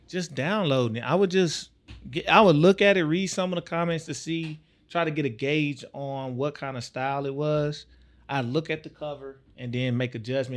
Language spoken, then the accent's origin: English; Tyler, Texas, United States; moved away; also born or lived in Savannah, Georgia; I'm from Tyler, Texas.